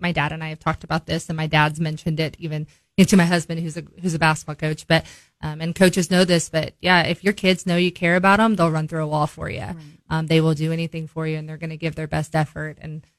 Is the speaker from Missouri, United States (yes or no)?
yes; Bolivar, Missouri, United States; also born or lived in Forsyth, Missouri; You know, I grew up in Bolivar. So, I mean, we moved there in 1994, and I would have been 4 years old. So I went kindergarten through fifth grade there, and then we moved to Forsyth and then moved back to Bolivar.